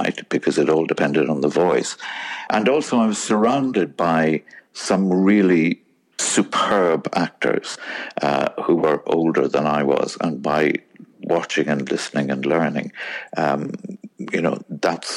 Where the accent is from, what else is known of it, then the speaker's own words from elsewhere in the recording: Cork, Munster, Ireland; I grew up in Ireland in the beautiful city of Cork